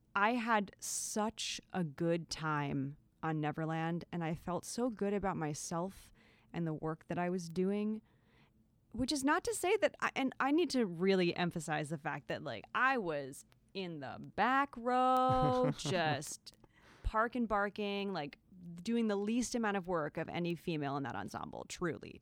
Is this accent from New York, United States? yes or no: yes; Long Island, New York, United States; I grew up on Long Island